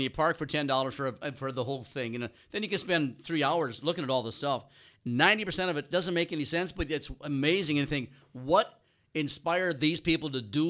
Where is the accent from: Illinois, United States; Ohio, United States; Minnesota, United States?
Minnesota, United States; I'm from Minnesota